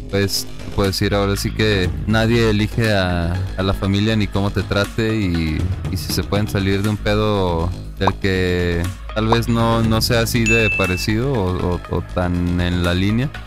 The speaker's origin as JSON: {"language": "Spanish", "country": "Paraguay", "said": "No soy uruguayo, soy paraguayo."}